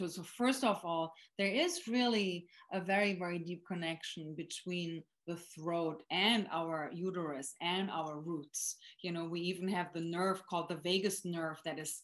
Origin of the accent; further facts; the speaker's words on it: Germany; moved away; born and raised in Germany